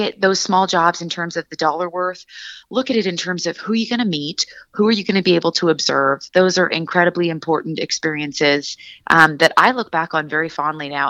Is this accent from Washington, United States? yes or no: yes; Seattle, Washington, United States; also born or lived in Santa Barbara, California; born and raised in Seattle, Washington